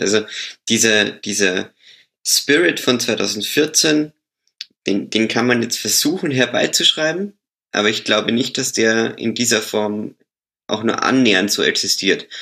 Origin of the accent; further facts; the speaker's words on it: Austria; ich bin ja, ich bin ja Österreicher